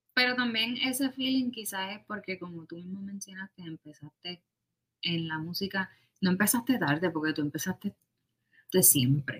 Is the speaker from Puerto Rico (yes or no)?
yes; Puerto Rico; Yo soy del pueblo de Macao. Así que en, Puerto Rico